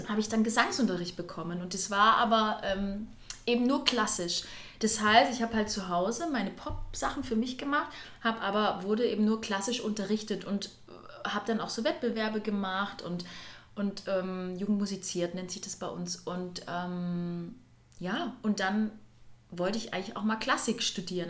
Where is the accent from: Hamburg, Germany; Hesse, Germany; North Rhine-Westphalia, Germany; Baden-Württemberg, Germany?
Baden-Württemberg, Germany; Furtwangen; Also wo ich herkomme, ich bin auf der höchstgelegenen Schule Deutschlands zur Schule gegangen. Das ist, die nennt sich halt Eliteschule des Sports, weil dort auch das Skiinternat ist in Furtwangen